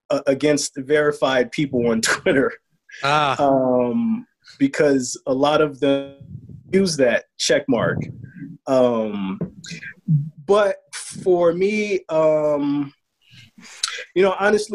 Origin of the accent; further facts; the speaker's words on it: Chicago, Illinois, United States; I'm from the South Side, man.